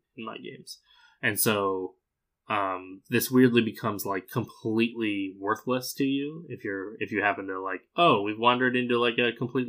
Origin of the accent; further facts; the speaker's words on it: Arizona, United States; I grew up in Arizona